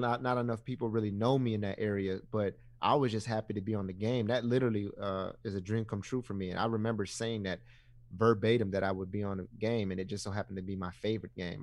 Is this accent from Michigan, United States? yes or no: yes; Ypsilanti, Michigan, United States; I was born and raised in Ipsy